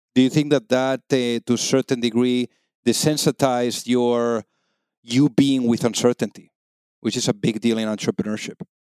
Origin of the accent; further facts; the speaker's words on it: Spain; now in United States; I'm from Spain